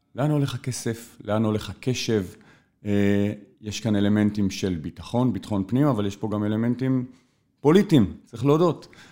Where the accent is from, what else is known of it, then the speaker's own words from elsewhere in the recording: Israel; נולדתי בארץ, גדלתי בארץ הזו, עברתי בין אה, מקומות ומדינות